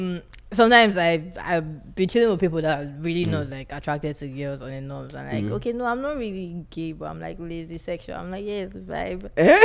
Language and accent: English; Edo, Nigeria; I'm from Edo State.